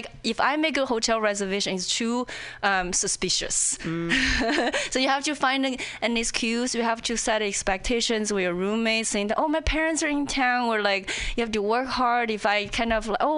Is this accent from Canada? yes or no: no; China; English is a second language; moved away as an adult; also born or lived in Indiana, United States; now in Seattle, United States; when I was in China